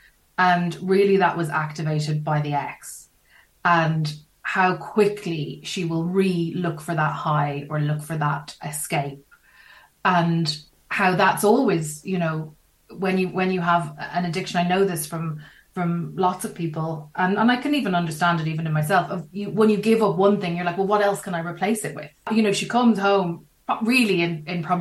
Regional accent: Ireland

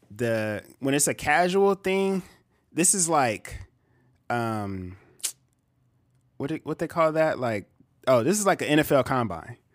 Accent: Bakersfield, California, United States; also born or lived in Visalia, California; I'm from Visalia, But I moved to Bakersfield when I was probably, like, um, in kindergarten

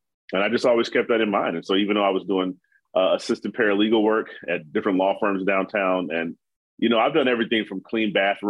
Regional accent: Chicago, Illinois, United States; moved away; you know, I'm from the South Side, big family.

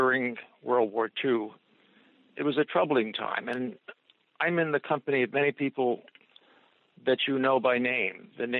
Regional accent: United States; All of us were young and impressionable as American-born people of Italian origin, of Italian parents or grandparents who came.

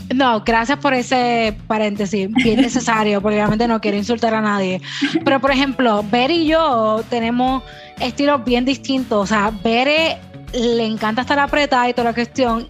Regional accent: Puerto Rico; first language Spanish; Yo soy bien boricua

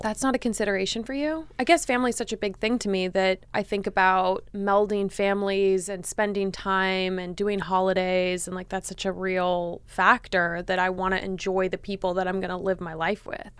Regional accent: Los Angeles, California, United States; I'm also from L

